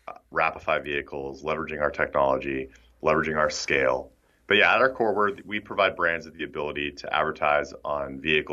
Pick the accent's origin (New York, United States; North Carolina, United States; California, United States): California, United States; San Diego; I grew up in San Diego. I was named after the city.